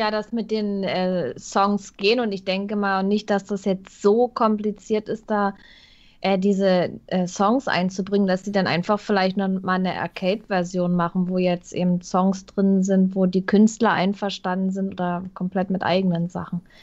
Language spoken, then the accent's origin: German; Hamburg, Germany; Als Hamburger oh, muss der, man den kennen.